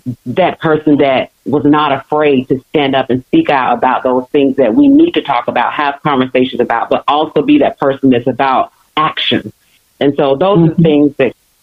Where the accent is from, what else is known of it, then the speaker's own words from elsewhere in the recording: Alabama, United States; now in Atlanta, United States; I am actually originally from Alabama, but I am currently residing in Atlanta, Georgia